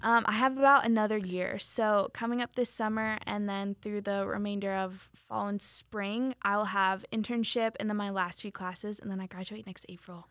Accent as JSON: {"language": "English", "town": "Weston", "region": "Florida", "country": "United States", "tie": "born or raised there", "also_born_or_lived": "Polk County, Florida", "moved": "as an adult", "lives_now": "Winter Haven, United States", "said": "am originally from Broward County. Um, I'm kind of in the, like, suburbs in between Fort Lauderdale, Miami."}